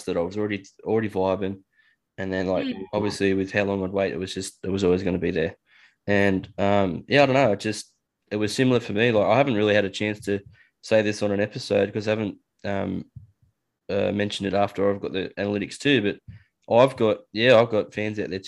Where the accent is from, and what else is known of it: Australia